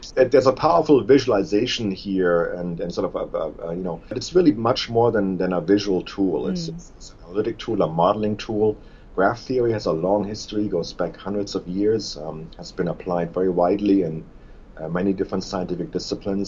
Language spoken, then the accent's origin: English; Germany; moved away as an adult; also born or lived in Tübingen, Germany; now in Bloomington, United States; I was born in Germany